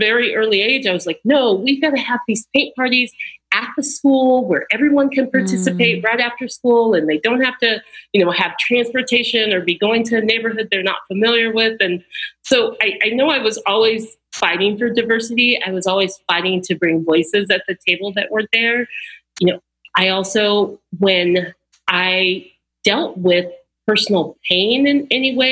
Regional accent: Austin, Texas, United States; growing up in Austin, Texas

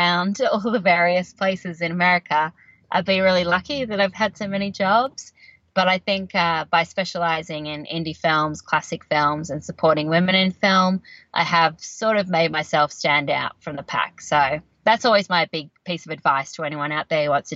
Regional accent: Canberra, Australian Capital Territory, Australia; moved away as an adult; also born or lived in Sydney, Australia; now in Los Angeles, United States; where I grew up in Canberra, Australia

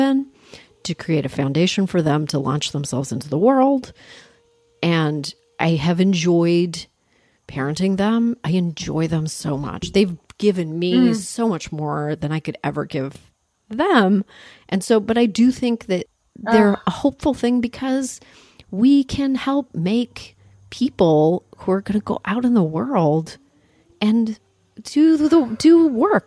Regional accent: Toronto, Ontario, Canada; I grew up in Canada, in Toronto.

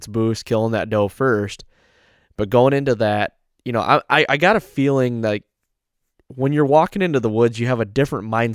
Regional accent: Michigan, United States; growing up in Michigan

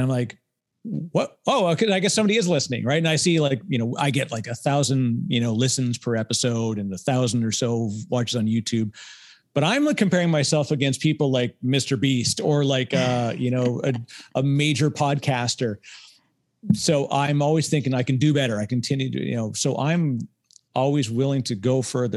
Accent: Canada; I'm Canadian

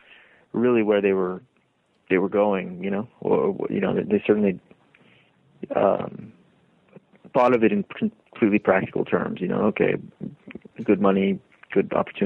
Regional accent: Deep South, United States; there's plenty that is complicated about growing up in the Deep South, especially if one is not of the sort of two dominant groups

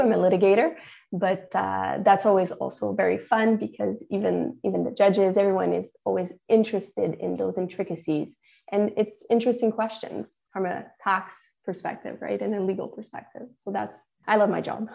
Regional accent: Canada; I'm Canadian

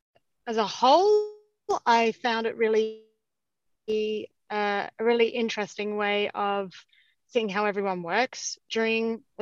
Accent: Adelaide, South Australia, Australia; now in London, United Kingdom; Yeah, I'm from Australia and I'm from Adelaide as well, which is a smaller city

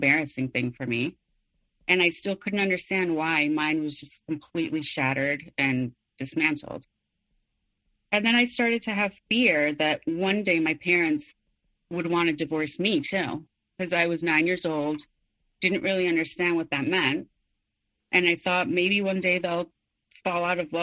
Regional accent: Mexico City, Mexico; I was born and raised in Mexico City

